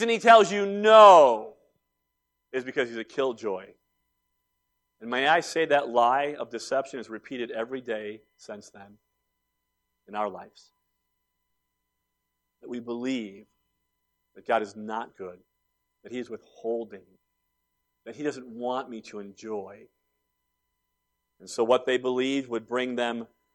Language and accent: English; Cleveland, Ohio, United States; I was born and raised in Cleveland